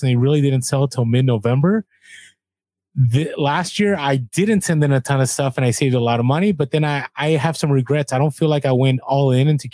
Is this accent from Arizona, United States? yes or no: no; San Francisco, California, United States; I grew up in San Francisco